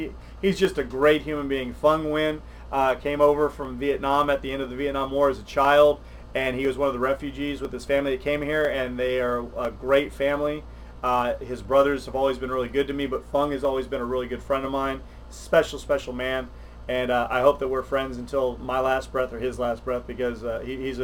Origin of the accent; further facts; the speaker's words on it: South Texas, United States; When I was a kid growing up in South Texas